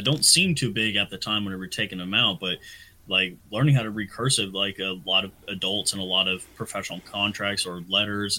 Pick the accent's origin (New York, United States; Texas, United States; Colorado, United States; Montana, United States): Texas, United States; moved away as an adult; growing up in Texas before I joined the military